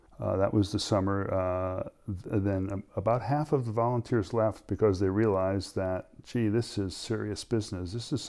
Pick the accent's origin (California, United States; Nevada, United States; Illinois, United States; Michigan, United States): California, United States; Los Angeles; And I grew up mostly in Los Angeles and attended a small university.